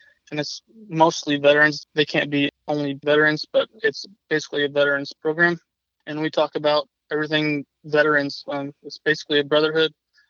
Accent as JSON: {"language": "English", "region": "Kansas", "country": "United States", "also_born_or_lived": "Colorado", "moved": "as an adult", "lives_now": "Miami, United States", "said": "So I'm originally from Kansas, joined the Air Force at the age of 22, and then I moved to Colorado for full-time active duty, and then I honorably discharged from the Air Force, and my wife took a job down in Miami Beach on the mall."}